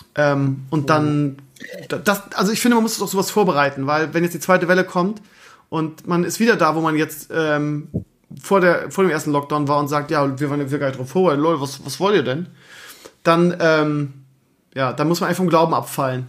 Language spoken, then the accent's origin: German; Bremen, Germany; also born or lived in Lower Saxony; now in Schleswig-Holstein, Germany; eigentlich bin ich ja Bremer aber eigentlich bin ich ja jetzt Niedersachse jetzt zehn Jahre jetzt bin ich ja Schleswig-Holsteiner